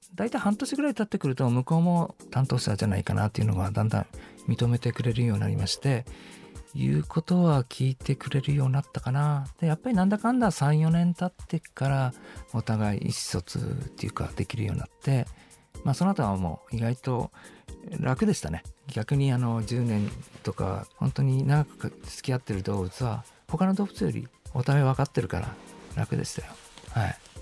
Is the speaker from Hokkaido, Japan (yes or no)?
yes; Hakodate, Hokkaido, Japan; moved away as an adult; also born or lived in Tokyo; 私高校2年の時、まあ、あの北海道の函館にいたんですけども